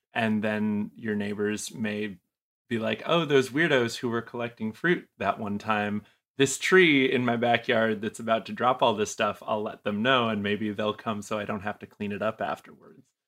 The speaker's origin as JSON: {"language": "English", "region": "New England", "country": "United States", "moved": "yes", "said": "I'm originally from New England"}